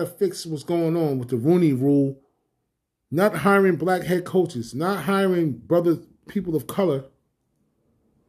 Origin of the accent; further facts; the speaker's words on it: New York, United States; I'm from New York